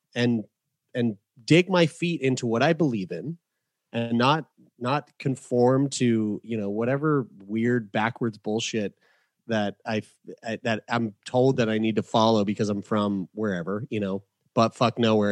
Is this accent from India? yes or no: no; St. John's, Newfoundland and Labrador, Canada; I was born in Saint John's, Newfoundland